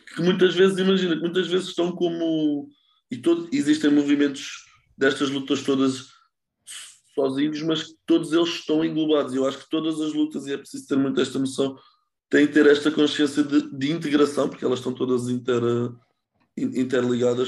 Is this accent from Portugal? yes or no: yes; Lisbon, Portugal; moved away as an adult; also born or lived in Netherlands; sou de Lisboa e vivi a minha vida toda em Lisboa, tirando os anos mais recentes que vivi na Holanda